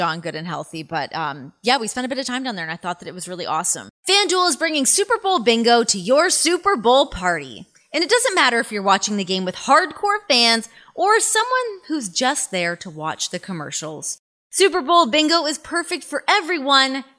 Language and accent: English; Toronto, Ontario, Canada; I'm from Canada. I'm born and bred on a hockey rink.